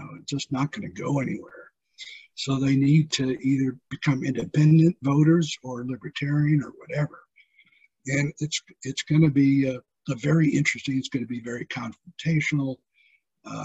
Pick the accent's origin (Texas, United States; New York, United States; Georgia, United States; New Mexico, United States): Texas, United States; San Antonio; San Antonio, which is my hometown